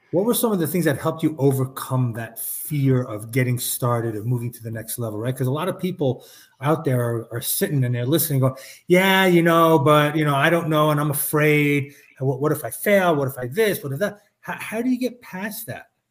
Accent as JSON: {"language": "English", "town": "New York City", "region": "New York", "country": "United States", "tie": "born or raised there", "said": "growing up in New York City"}